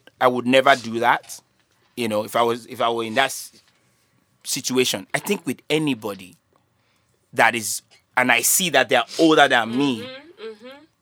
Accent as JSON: {"language": "English", "country": "Nigeria"}